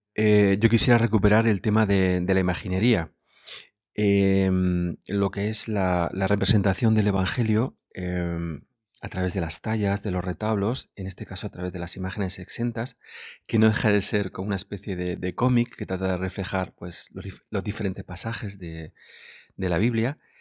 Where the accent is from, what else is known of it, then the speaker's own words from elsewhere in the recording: Guadalupe, Region of Murcia, Spain; mi pueblo natal, de Guadalupe